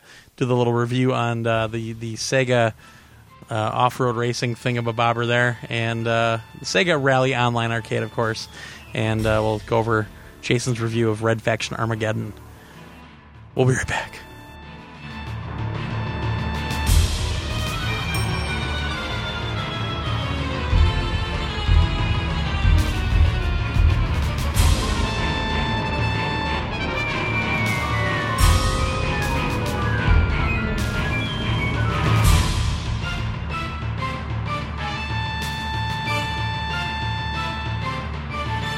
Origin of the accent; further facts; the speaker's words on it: Kansas, United States; I'm from Kansas